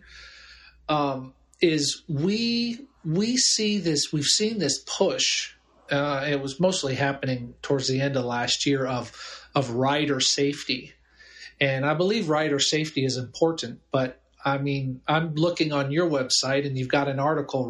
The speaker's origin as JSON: {"language": "English", "country": "Germany", "tie": "born or raised there", "also_born_or_lived": "Albany area, New York", "moved": "yes", "lives_now": "Albany, United States", "said": "I grew up in Germany"}